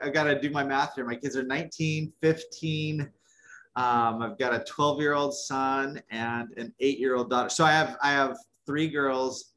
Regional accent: New Mexico, United States; moved away; I grew up in New Mexico

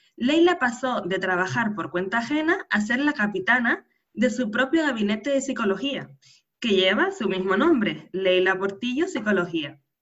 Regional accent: Canary Islands, Spain; nacida en Canarias

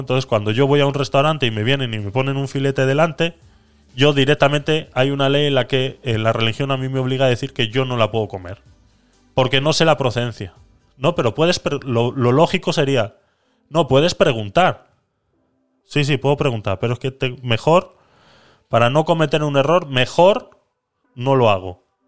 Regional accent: Vitoria-Gasteiz, Basque Country, Spain; yo soy de Vitoria

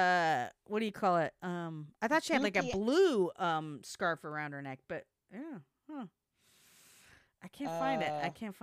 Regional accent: Tennessee, United States; Knoxville, yeah, from Tennessee. I'm from Tennessee.

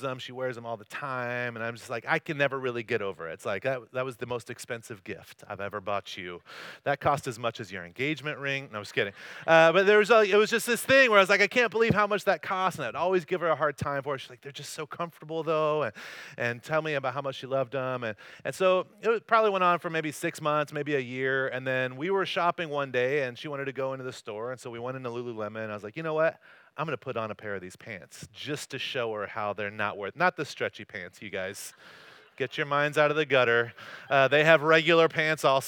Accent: North Carolina, United States; moved away as an adult; also born or lived in Corona, California; now in Costa Mesa, United States; I grew up in North Carolina, and I lived in Corona for a little while after

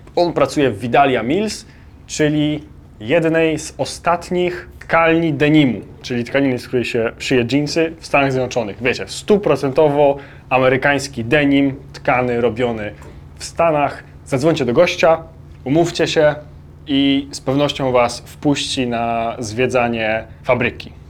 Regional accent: Poland; jesteśmy z Polski

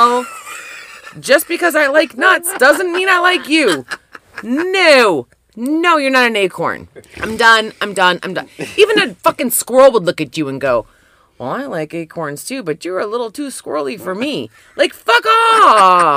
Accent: Canada; we spell color C-O-L-O-U-R because we are fancy as fucking Canadian

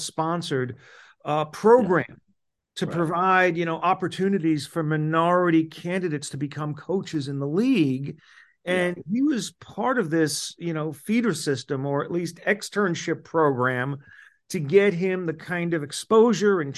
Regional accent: Florida, United States; my home state of Florida

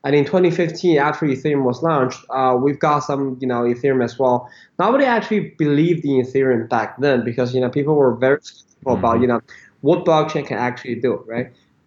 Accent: Beijing, China; moved away as an adult; also born or lived in United States; I was born in Beijing, went to U.S. for college

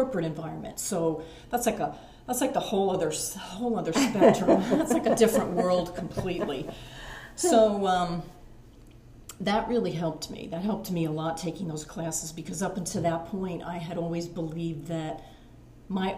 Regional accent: Mount Penn, Pennsylvania, United States; I am from Berks County, raised in Mount Penn. I currently live in Spring Township.

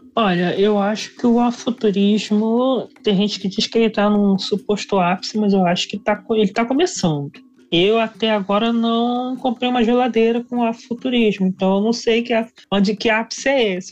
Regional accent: Baixada Fluminense, Rio de Janeiro, Brazil; sou aqui da Baixada Fluminense do Rio de Janeiro.

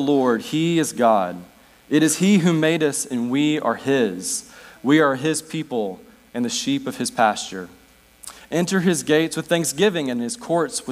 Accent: United States; now in Northwest United States; I was baptized here, spent part of my childhood year

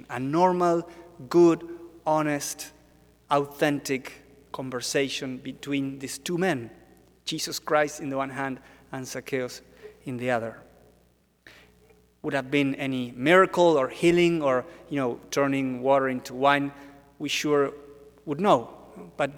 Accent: Argentina; now in Washington, D.C., United States; I'm from Argentina.

